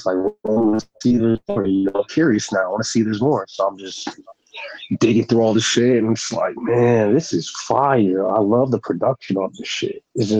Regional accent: Brooklyn, New York, United States; My dad, you know, growing up in Brooklyn. Like I was born out there.

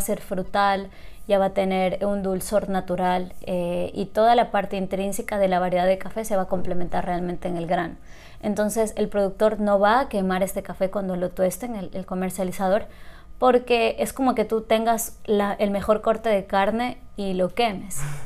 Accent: Loja, Ecuador; moved away as an adult; also born or lived in Guayaquil; yo nací y crecí en Loja hasta el colegio.

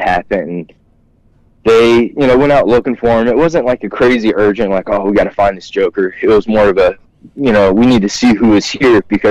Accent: South Louisiana, United States; also born or lived in South Georgia; we grew up in South Louisiana

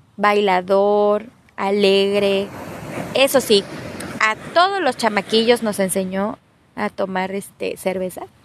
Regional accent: Ciudad Victoria, Tamaulipas, Mexico; Victoria, Tamaulipas, de donde soy yo

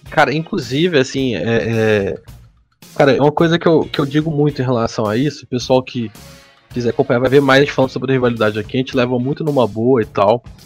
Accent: Minas Gerais, Brazil; A gente, todo mundo, todos são mineiros aqui, menos o, o Geórgio

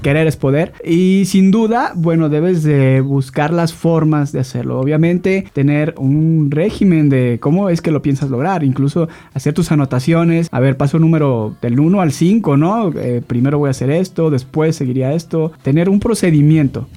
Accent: Guadalajara, Jalisco, Mexico; Soy tapatío

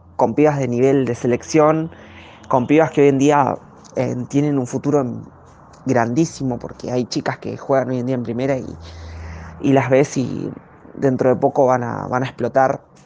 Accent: La Ferrere, Buenos Aires Province, Argentina; soy oriunda de La Ferrere

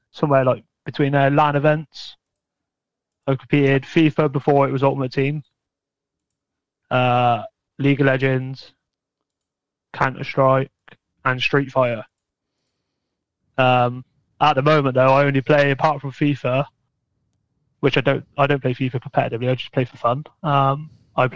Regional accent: Bath, South West England, United Kingdom; I'm from Bath, just outside of Bristol in Somerset, in the UK

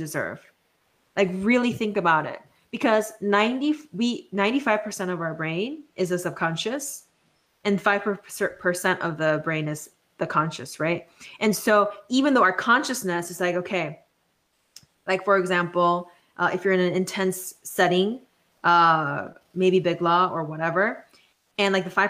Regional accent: South Korea; moved away as an adult; now in United States; first coming to the States for college because I grew up in South Korea

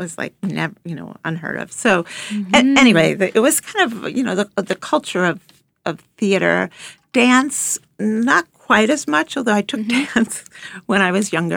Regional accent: Long Island, New York, United States; I grew up on Long Island

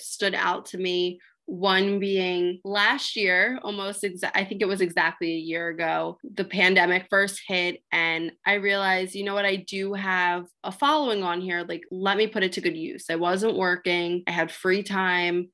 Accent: Lower Gwynedd, Pennsylvania, United States; where I'm from, I'm from the Philadelphia suburbs, Lower Gwynedd

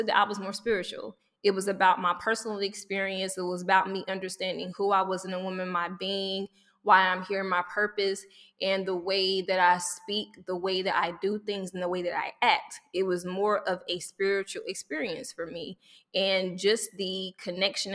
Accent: the South, United States; I grew up in the South and church was a big thing.

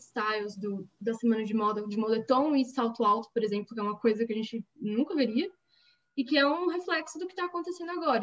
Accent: São Paulo, Brazil; de São Paulo, capital

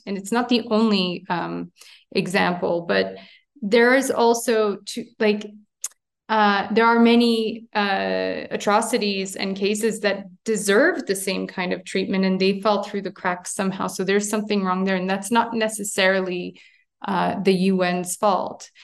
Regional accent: Montreal, Quebec, Canada; moved away as an adult; now in Armenia; I'm born and raised in Montreal, Canada, uh, but I'm, uh, ethnic Armenian of origin

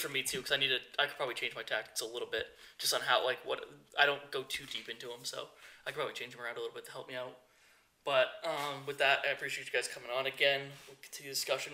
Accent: United States; I'm from the United States

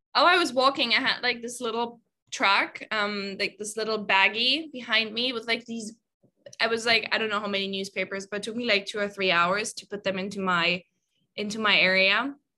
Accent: Germany; moved away as an adult; I'm originally from Germany. Um, I've been away from Germany for about, oh, I can't even calculate, maybe like six years, five, six years.

